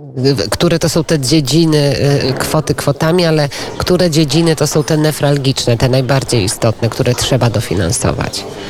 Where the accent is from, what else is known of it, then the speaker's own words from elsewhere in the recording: Podlaskie Voivodeship, Poland; Ja Podlasie znam, bo ja z Podlasia też, e, pochodzę